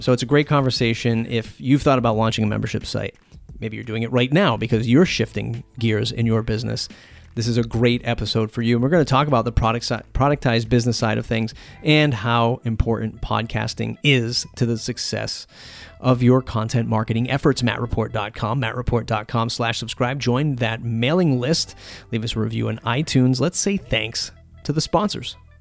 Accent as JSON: {"language": "English", "town": "Boston", "region": "Massachusetts", "country": "United States", "said": "I'm from the Boston area"}